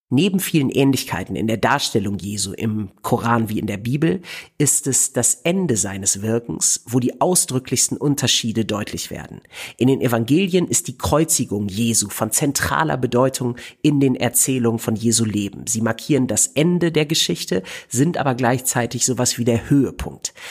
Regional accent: Germany; als Deutscher in der Türkei

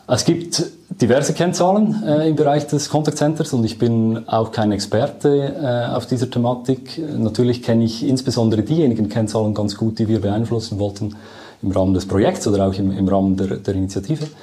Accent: Lucerne, Switzerland; man merkt schon, ich komme aus Luzern

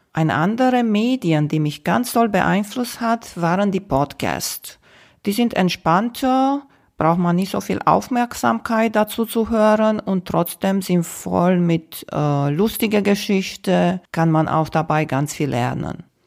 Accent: Romania; moved away; Ich bin in Rumänien geboren

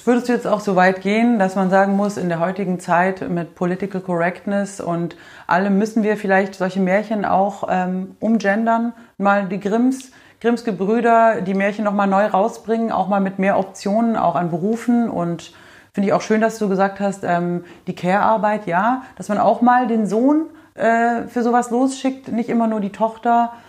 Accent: the South, Southern Germany, Germany; bei uns im Süden

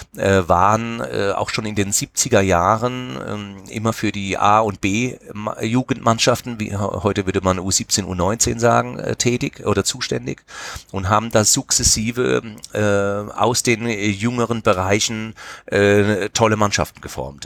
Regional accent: Mannheim, Baden-Württemberg, Germany; einem Stadtteil bei uns in Neu-Ostheim

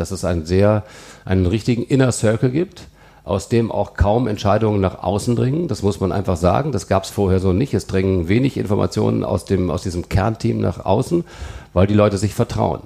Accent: Melle, Lower Saxony, Germany; moved away as an adult; also born or lived in Celle; now in Cologne, Germany; Melle liegt bei Osnabrück, ja. da bin ich groß geworden

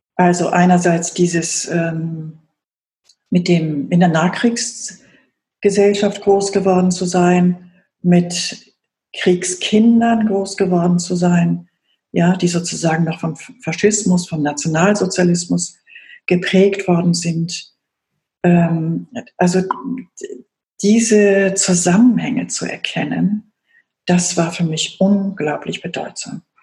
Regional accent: Germany; ich in der Bundesrepublik aufgewachsen bin

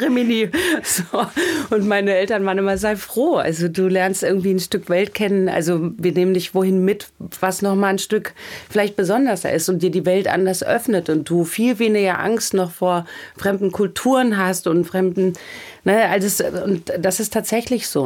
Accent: Michelstadt, Hesse, Germany; moved away; in meiner Heimatstadt Michelstadt

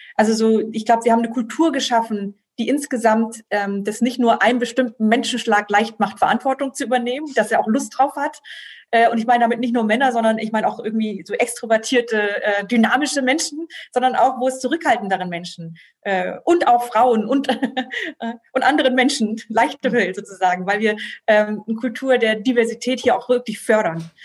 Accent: Germany; ich bin hier aufgewachsen als, ähm, Protestante, als norddeutsche Protestantin

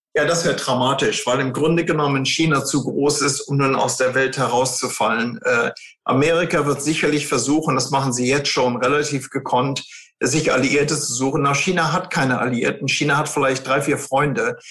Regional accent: Germany; wir sind ja Deutsche

